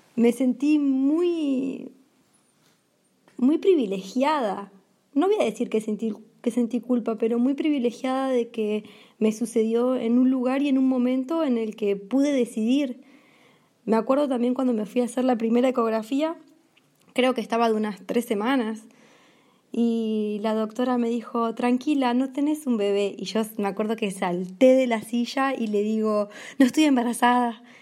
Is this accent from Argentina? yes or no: yes; Argentina; moved away as an adult; also born or lived in France; yo argentina estaba en Portugal